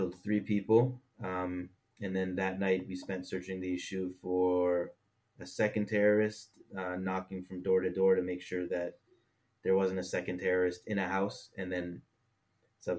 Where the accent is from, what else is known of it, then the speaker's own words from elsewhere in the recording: Toronto, Ontario, Canada; moved away as an adult; now in Israel; I grew up modern Orthodox in Toronto, Canada